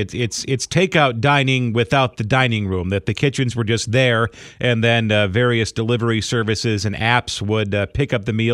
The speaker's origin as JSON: {"language": "English", "town": "Chicago", "region": "Illinois", "country": "United States", "tie": "born or raised there", "said": "I'm a Chicagoan."}